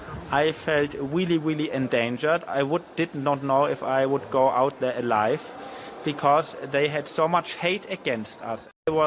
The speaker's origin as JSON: {"language": "English", "country": "Germany", "second_language": "English", "said": "we tried to explain them in English, that we are tourists, that we are from Germany, we are both not Jewish, so we are not a target for them."}